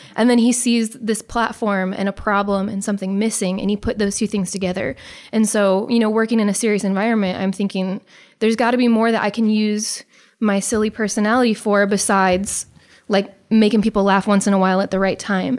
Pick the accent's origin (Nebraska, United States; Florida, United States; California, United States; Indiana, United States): Nebraska, United States; Beaver Lake; also born or lived in Omaha, Nebraska / Conestoga, Nebraska; we grew up in Beaver Lake